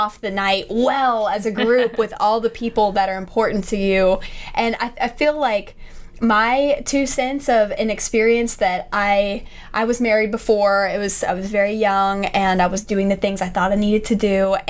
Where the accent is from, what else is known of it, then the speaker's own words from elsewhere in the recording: Texas, United States; because our theme was kind of like, fuck y'all, we're from Texas.